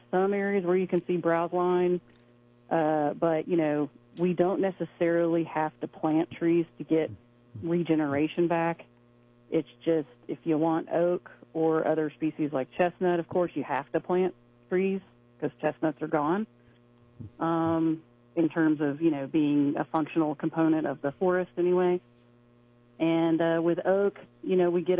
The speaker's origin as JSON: {"language": "English", "town": "Chattanooga", "region": "Tennessee", "country": "United States", "tie": "born or raised there", "also_born_or_lived": "Knoxville, Tennessee / Oklahoma", "said": "I'm actually from Tennessee, from the Chattanooga area. Grew up around there"}